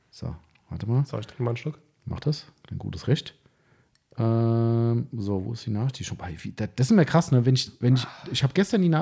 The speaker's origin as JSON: {"language": "German", "town": "Frankfurt", "region": "Hesse", "country": "Germany", "said": "okay, Spaß beiseite, muss man als Frankfurter halt so sagen."}